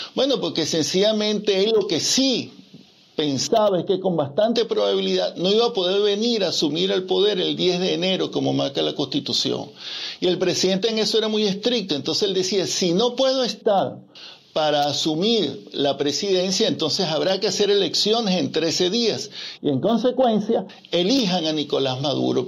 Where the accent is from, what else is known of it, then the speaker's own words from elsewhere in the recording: Venezuela; moved away; recuperar nuestra patria